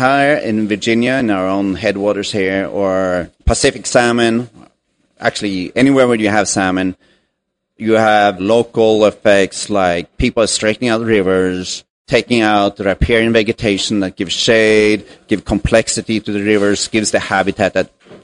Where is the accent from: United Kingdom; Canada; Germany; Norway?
Norway; moved away as an adult; also born or lived in California, United States; now in United States; I am originally from Norway, and I moved here to the U.S. back in 2000